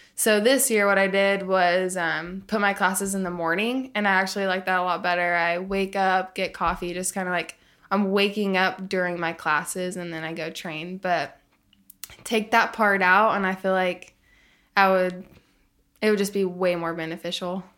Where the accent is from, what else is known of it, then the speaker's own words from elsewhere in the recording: Tulsa, Oklahoma, United States; also born or lived in Arkansas; so I grew up in Arkansas, and then I lived in Tulsa, Oklahoma for a lot of growing up